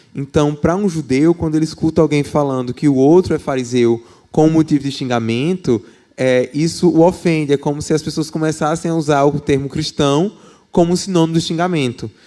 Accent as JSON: {"language": "Portuguese", "region": "Paraíba", "country": "Brazil", "moved": "yes", "lives_now": "Belo Horizonte, Brazil", "said": "sou da Paraíba, né, por isso meu sotaque"}